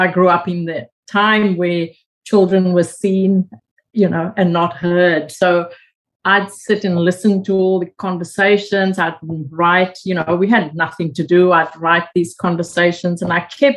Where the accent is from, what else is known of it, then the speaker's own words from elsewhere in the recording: South Africa; moved away as an adult; now in Australia; growing up in South Africa